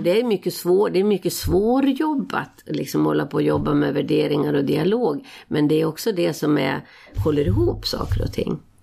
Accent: Falun, Dalarna County, Sweden; jag gick på Falu läroverk eh, där det var oerhört politiskt aktivt. Det här var ju liksom i mitten av 60-talet

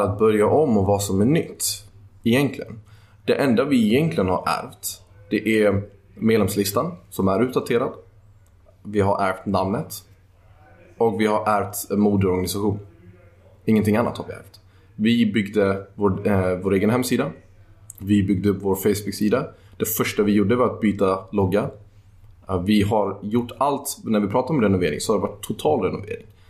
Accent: Sweden; also born or lived in Netherlands; jag är född i Holland, men jag är uppvuxen i Sverige.

